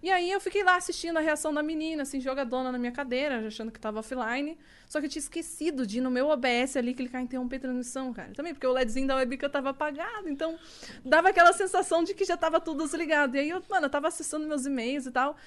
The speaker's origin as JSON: {"language": "Portuguese", "area": "the South", "region": "Rio Grande do Sul", "country": "Brazil", "said": "sou do Sul"}